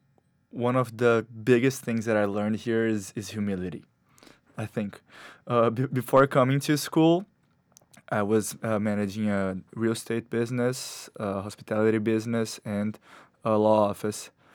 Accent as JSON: {"language": "English", "country": "Brazil", "moved": "as an adult", "lives_now": "New York, United States", "said": "I, I come from Brazil"}